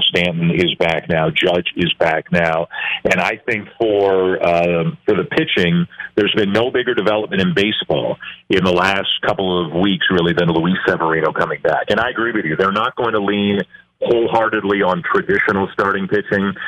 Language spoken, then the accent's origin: English; Canada; I am Canadian